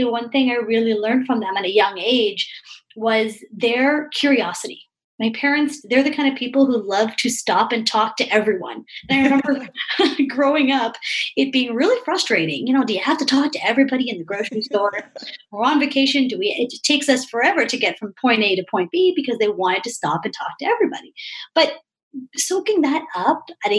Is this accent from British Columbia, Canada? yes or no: no; Toronto, Ontario, Canada; I'm from Toronto, Canada